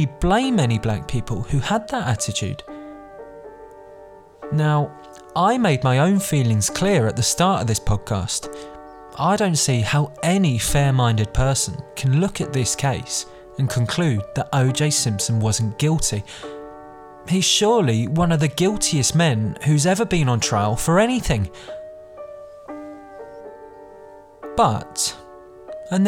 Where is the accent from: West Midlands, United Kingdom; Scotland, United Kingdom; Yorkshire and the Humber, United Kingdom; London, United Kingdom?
London, United Kingdom; I was born and raised in London, not Los Angeles, not even America.